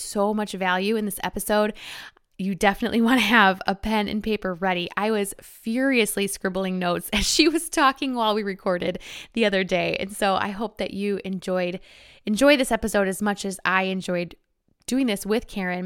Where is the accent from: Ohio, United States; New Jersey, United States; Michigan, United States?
Michigan, United States; I'm from Michigan